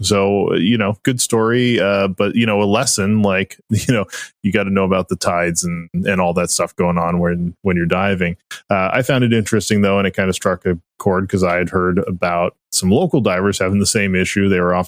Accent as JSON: {"language": "English", "town": "Las Vegas", "region": "Nevada", "country": "United States", "said": "I'm from Las Vegas."}